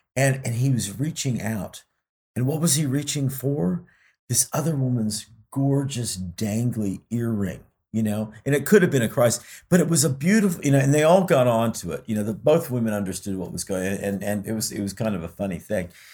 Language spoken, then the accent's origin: English; United States; even though I'm a citizen of two other countries, you know, I, I do identify as American